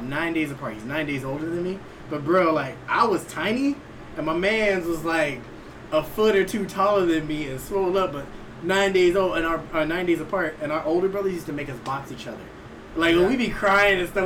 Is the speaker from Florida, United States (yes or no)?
no; El Paso, Texas, United States; I'm from El Paso, so like it was just dirt